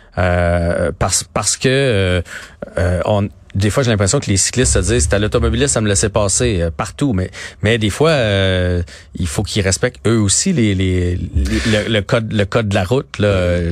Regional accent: Saint-Bruno-de-Montarville, Quebec, Canada; je viens de Saint-Bruno

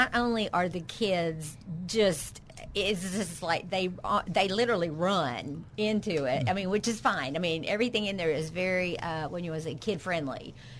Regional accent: Pine Bluff, Arkansas, United States; I grew up in Pine Bluff, and I graduated in 1980, and Pine Bluff was the best place to grow up.

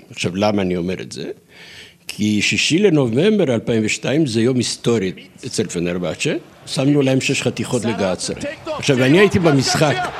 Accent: Turkey; now in Jerusalem, Israel; אני טורקי במקור, עליתי לארץ לפני 50 שנה

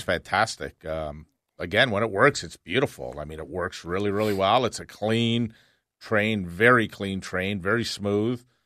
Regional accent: Canada; We're Canadians

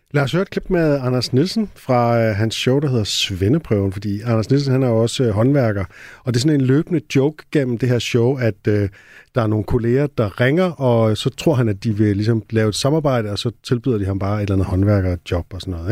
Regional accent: Næstved, Zealand, Denmark; jeg var født i Næstved

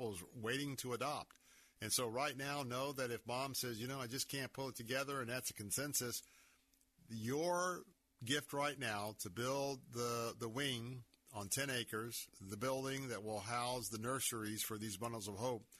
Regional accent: Tampa, Florida, United States; I was born and raised here in Tampa, Florida

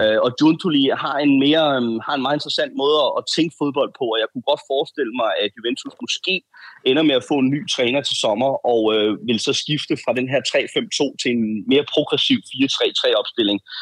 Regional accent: Denmark; den her forskerordning, vi har, vi har hjemme i Danmark

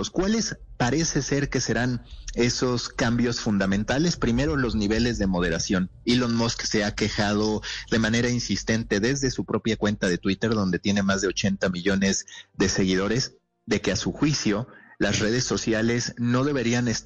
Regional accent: Mexico; Sí, mexicano, mexicano.

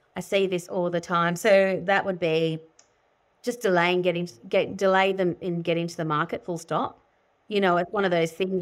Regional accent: Sydney, New South Wales, Australia; I grew up in Sydney

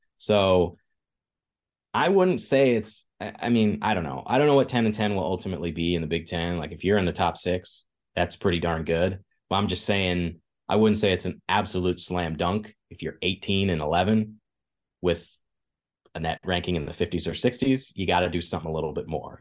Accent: Kansas, United States; moved away; I grew up in Kansas

